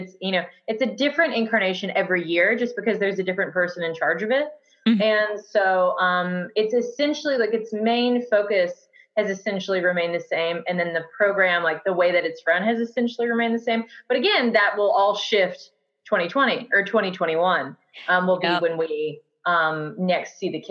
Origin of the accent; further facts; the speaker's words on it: Auburn, Alabama, United States; I am from Auburn